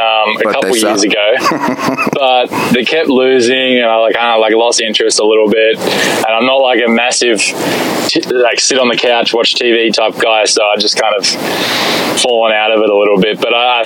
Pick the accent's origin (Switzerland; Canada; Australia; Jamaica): Australia; Shellharbour, New South Wales; moved away as an adult; now in Chicago, United States; I grew up in Shell Harbor, an hour and a half outside of Sydney, which is our main city near where I grew up. But both, you know, Sydney and where I grew up is on the beach. It's very laid back.